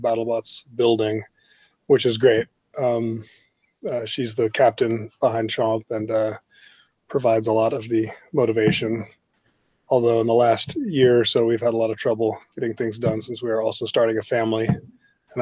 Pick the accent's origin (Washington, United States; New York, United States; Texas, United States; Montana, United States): Texas, United States; Austin; born or raised there; moved away as an adult; also born or lived in Los Angeles, California